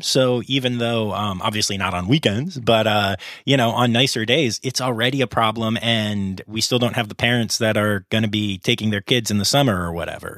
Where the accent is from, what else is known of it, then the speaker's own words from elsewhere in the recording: Harrisburg, Pennsylvania, United States; also born or lived in Philadelphia area; I grew up in the Harrisburg area